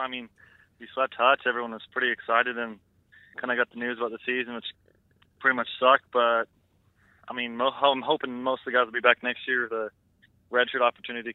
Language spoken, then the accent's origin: English; Canada; me and my roommate, we're both from Canada